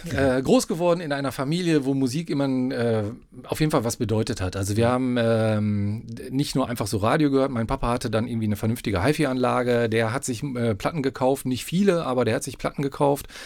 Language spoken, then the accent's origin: German; Paderborn, North Rhine-Westphalia, Germany; wohne schon seit Lebzeiten in Paderborn. Ich bin in Paderborn geboren